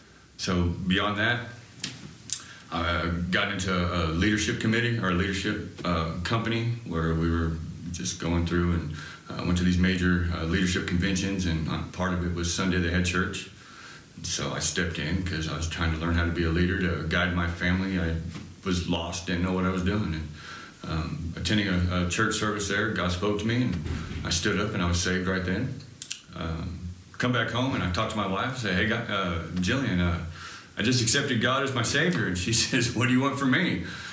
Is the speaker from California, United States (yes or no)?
yes; California, United States; born or raised there; moved away as an adult; now in Tennessee, United States